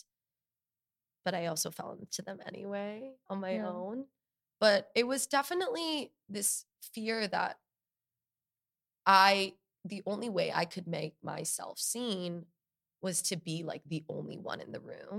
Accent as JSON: {"language": "English", "area": "Bergen County", "region": "New Jersey", "country": "United States", "tie": "born or raised there", "also_born_or_lived": "Long Beach, California", "said": "I was born in Los Angeles, in Long Beach, California. And then I moved to New Jersey in Bergen County, which is like 45 minutes away from here"}